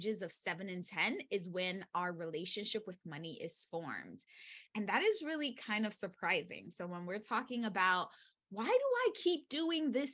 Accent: New York City, New York, United States; I was born and raised in the Bronx.

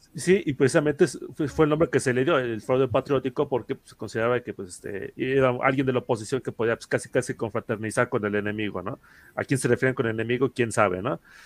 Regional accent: Mexico; nosotros como mexicanos recordamos mucho el fraude del 88

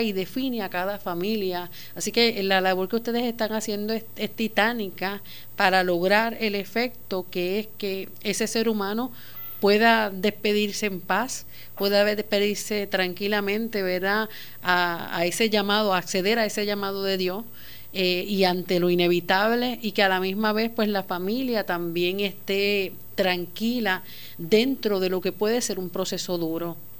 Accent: Puerto Rico; Como puertorriqueños

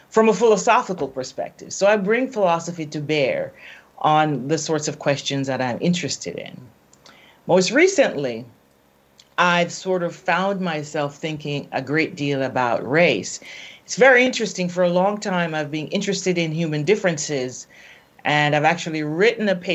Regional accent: Jamaica; I'm from Jamaica, then you have a sense of what I look like.

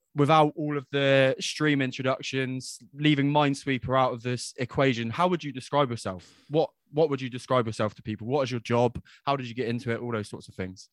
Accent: England, United Kingdom; I was born in England

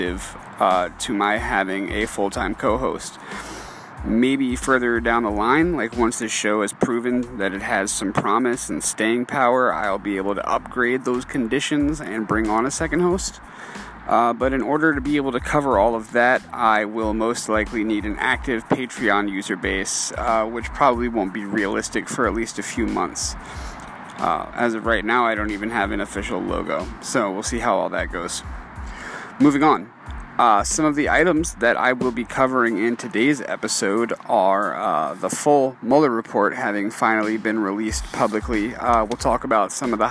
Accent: New Orleans, Louisiana, United States; I was born and raised in New Orleans, Louisiana, to immigrant parents

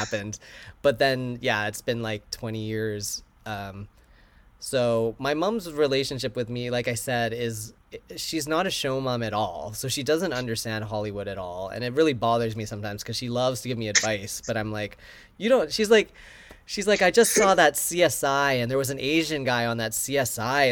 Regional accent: Vancouver, British Columbia, Canada; also born or lived in New York / Chicago; now in Los Angeles, United States; Vancouver, my hometown

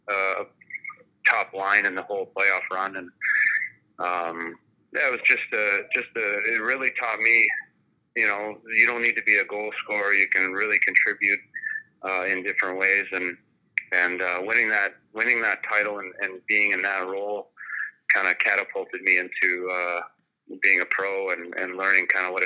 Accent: Wilcox, United States; I just feel proud to have been from there, and um, you know, growing up in Wilcox, you're kind of uh, involved in everything there.

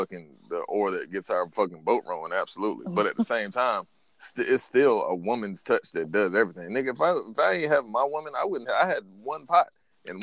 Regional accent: the South, United States; I'm a Southern man, like I'm born and raised in the South.

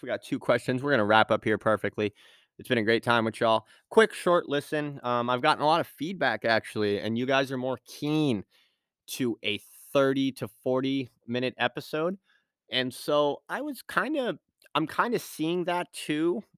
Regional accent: Point Arena, California, United States; moved away; I grew up in Me-, Mendocino, uh, Point Arena, California

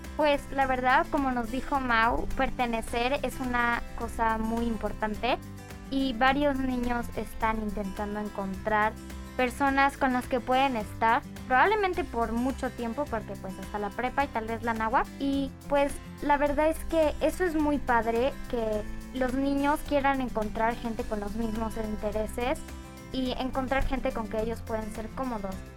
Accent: Mexico; Yo soy de México y llevo tres años en el Cumbres

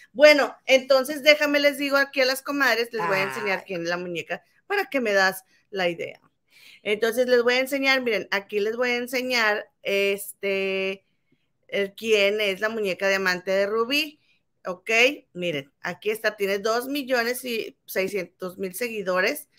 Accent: Monterrey, Nuevo León, Mexico; now in London, United Kingdom; Somos inventadas, somos de Monterrey, la tierra de las inventadas

